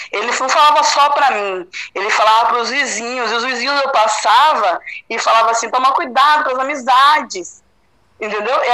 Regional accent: Bahia, Brazil; moved away as an adult; companheiro de vida, a gente veio da Bahia, a gente construiu nossa vida aqui de novo

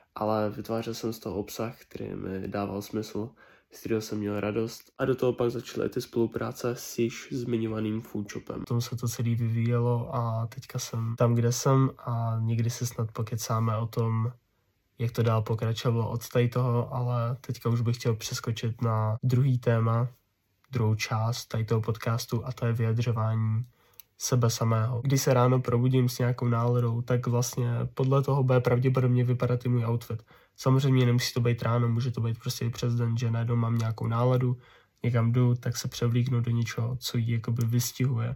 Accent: Ústí nad Labem, Ústí nad Labem Region, Czechia; jsem z Ústí nad Labem, což je v některých aspektech celkem konzervativní město

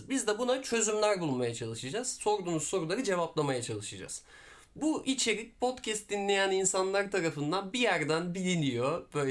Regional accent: Diyarbakır, Diyarbakır Province, Turkey; born there; e, Diyarbakır doğumluyum. E, 23 yaşındayım.

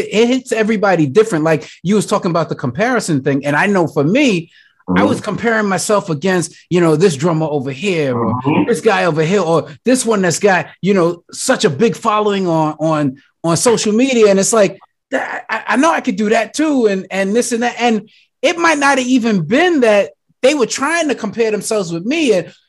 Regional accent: Brooklyn, New York, United States; it doesn't matter if I don't play from Brooklyn, that like I'm from Brooklyn

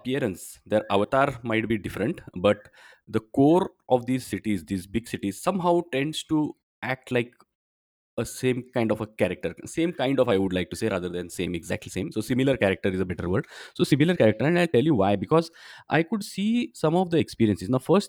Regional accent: Belgium; In fact, sometimes jokingly, I say I have been going there more than I visit my hometown, Belgium, in the recent years.

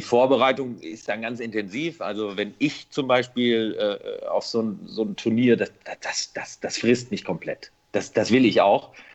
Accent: Bielefeld, North Rhine-Westphalia, Germany; ich komme aus Bielefeld

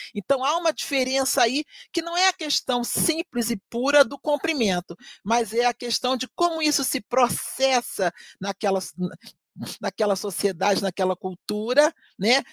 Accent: Rio de Janeiro, Brazil; now in Curitiba, Brazil; Eu, que sou do Rio de Janeiro, né? que vim viver numa cultura bem diferente da minha

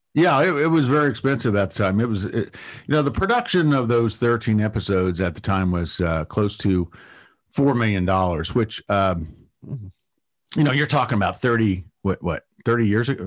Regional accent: Ohio, United States; moved away; I'm originally from Ohio

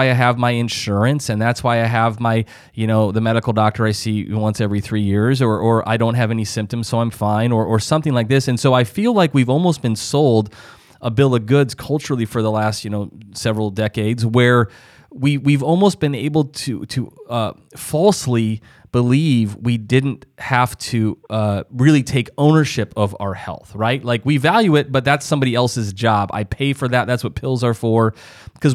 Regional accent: South Dakota, United States; I'm originally from South Dakota, and so that's kind of farm country and middle America and all

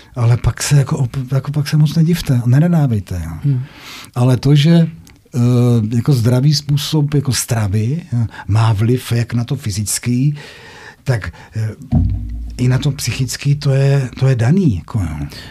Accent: North Moravia, Czechia; Tam u nás na Severní Moravě

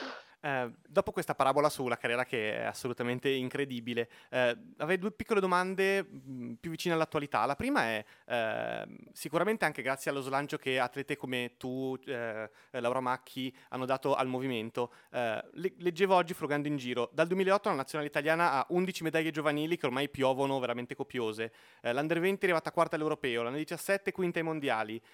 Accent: Lomazzo, Lombardy, Italy; io sono di Lomazzo, quindi vicino a Como

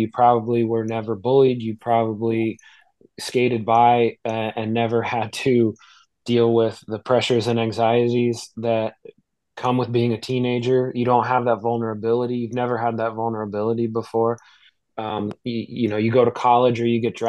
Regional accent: New Jersey, United States; I'm from South Jersey

